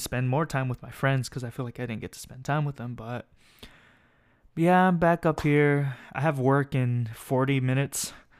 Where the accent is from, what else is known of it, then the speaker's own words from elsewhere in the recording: Escondido, California, United States; moved away as an adult; now in Pomona, United States; I'm from San Diego, city called Escondido. but I'm living up here for school